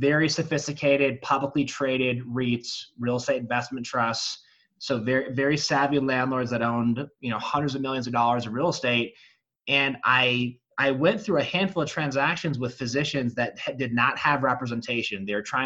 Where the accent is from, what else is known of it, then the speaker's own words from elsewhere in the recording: Charlevoix, Michigan, United States; moved away as an adult; now in Colorado, United States; I grew up in northern Michigan in a little resort town called Charlevoix.